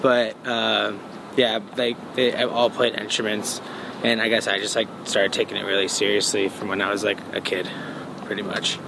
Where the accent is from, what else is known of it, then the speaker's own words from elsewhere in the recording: Bourbonnais, Illinois, United States; I grew up in Bourbonnais